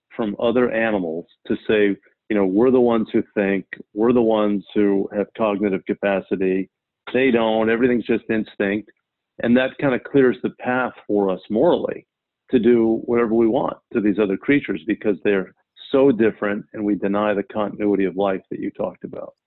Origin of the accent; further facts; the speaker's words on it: South Alabama, United States; when I was a child, I grew up in South Alabama